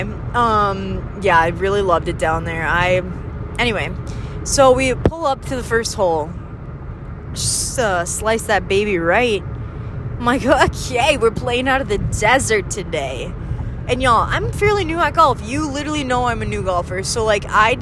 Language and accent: English; northern Minnesota, United States; accent: northern Minnesotan; my middle with northern Minnesotan O's